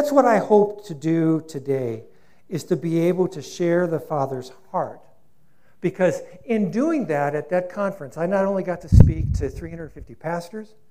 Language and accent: English; Rio Rancho, New Mexico, United States; So this is, you know, my hometown in some regards